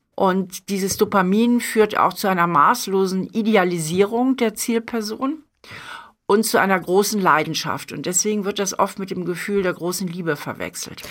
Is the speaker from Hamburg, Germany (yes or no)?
yes; Hamburg, Germany; moved away; meine Heimatstadt